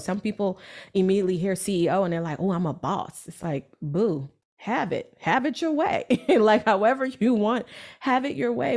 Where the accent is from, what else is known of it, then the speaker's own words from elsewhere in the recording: New York City, New York, United States; I'm from Brooklyn, New York